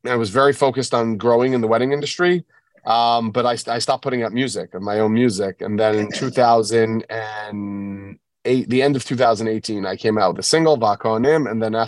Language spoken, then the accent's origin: English; New York City, New York, United States; I grew up in Bell Harbor, New York, kind of like in between Brooklyn and the Five Towns.